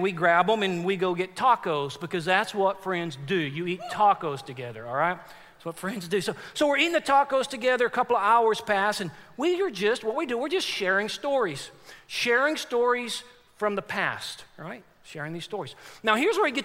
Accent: Forney, Texas, United States; now in Chattanooga, United States; I got a buddy that I grew up with in Forney, Texas. That's where I'm from.

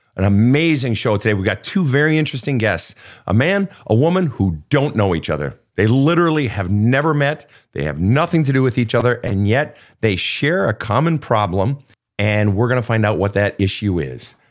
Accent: Minnesota, United States; as a Minnesotan

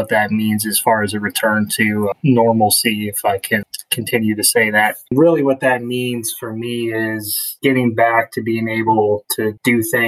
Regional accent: Wisconsin, United States; moved away as an adult; also born or lived in Los Angeles, California / Boulder, Colorado / Denver, Colorado / Philadelphia, Pennsylvania; now in New Jersey, United States; I was born in the Southern California, LA area, but grew up in two different cities within Wisconsin before moving to Colorado

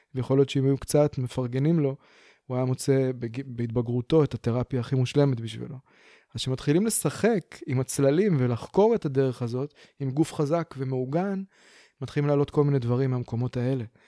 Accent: Beersheba, Southern District, Israel; now in Pardes Hanna, Israel; אני בכלל מגיע מהדרום, אני באר שבעי

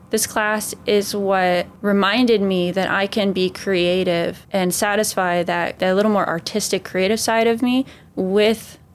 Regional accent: Ireland; Carmel from my home country, Ireland, in County Sligo.

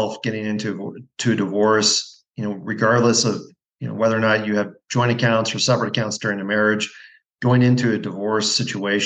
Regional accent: Pacific Northwest, United States; moved away as an adult; also born or lived in Montana / Pennsylvania / New Jersey / Spokane, Washington; now in Bend, United States; I grew up in the Pacific Northwest, went to undergrad at Gonzaga

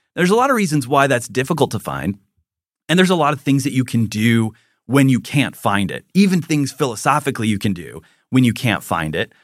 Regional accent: Minnesota, United States; when I was in first grade, I was on the playground and I was playing with a Lutheran because I'm from Minnesota

